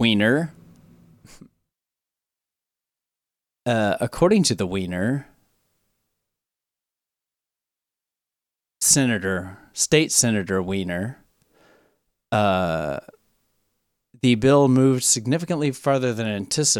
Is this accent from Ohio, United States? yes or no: no; Tennessee, United States; My home state, Tennessee